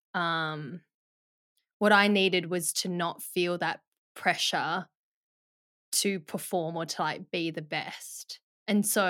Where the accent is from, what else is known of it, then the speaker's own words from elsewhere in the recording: Perth, Western Australia, Australia; also born or lived in Melbourne, Victoria, Australia; we moved from Melbourne to Perth